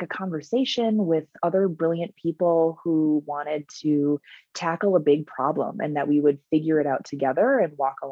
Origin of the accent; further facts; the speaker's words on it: Minnesota, United States; I grew up in Minnesota, and that's where I work, the University of Minnesota.